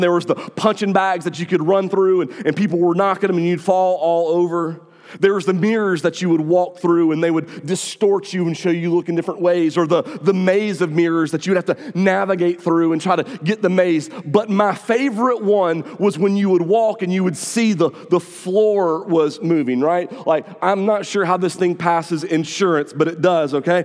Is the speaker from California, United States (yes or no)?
no; North Augusta, South Carolina, United States; North Augusta is my hometown